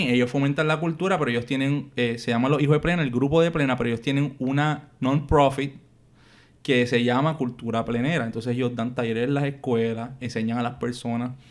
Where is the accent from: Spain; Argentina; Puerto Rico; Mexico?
Puerto Rico; moved away; Yo soy boricua de la isla y vine, y vine hacia acá y así somos todos.